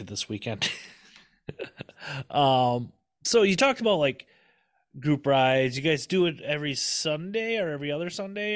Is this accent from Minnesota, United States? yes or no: yes; Minnesota, United States; I'm from Minnesota